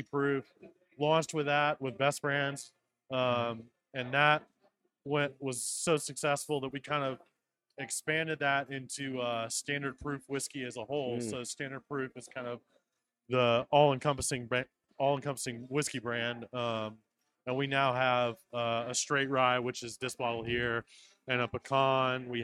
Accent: Nashville, Tennessee, United States; I hail from Nashville, Tennessee. So this is my hometown

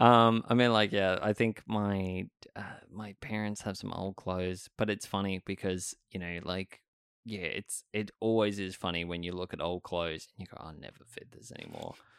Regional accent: Sydney, New South Wales, Australia; I remember growing up here, and I grew up in Stanmore

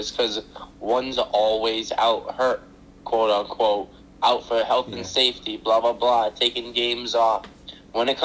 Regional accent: New Bedford, Massachusetts, United States; I'm from New Bedford.

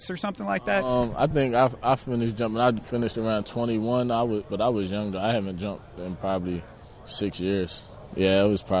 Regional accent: Philadelphia, Pennsylvania, United States; mm-hmm. yep, Philadelphia.

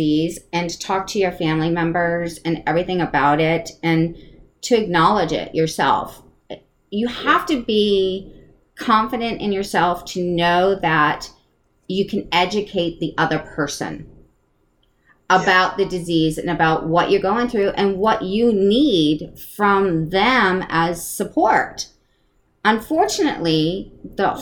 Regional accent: East Coast, United States; I'm from the East Coast. So yeah. there's a little bit of my wise ass in there of, you know, growing up on the East Coast

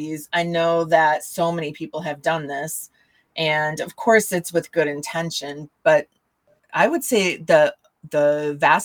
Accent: Michigan, United States; the area that I grew up in Michigan is a, well, it's not anymore, but back then it was a smaller town

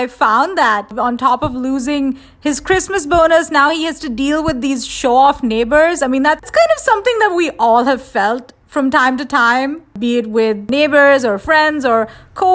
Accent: India; moved away; I grew up in India and we were exposed to American cartoons

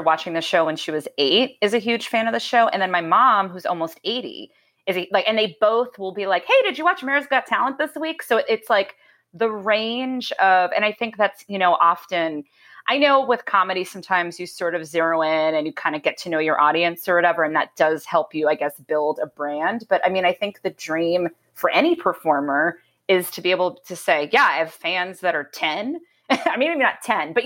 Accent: Boston, Massachusetts, United States; moved away; I grew up in Boston

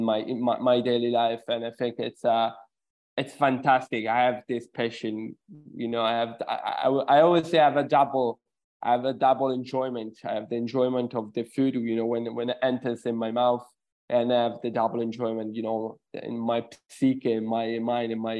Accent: Sicily, Italy; moved away; I'm originally from Sicily, Italy

